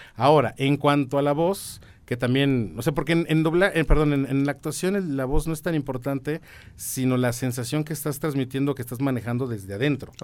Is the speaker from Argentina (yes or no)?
no; San Juan del Río, Querétaro, Mexico; moved away; also born or lived in Mexico City; yo viví en San Juan del Río toda mi infancia, bueno, buena parte de mi infancia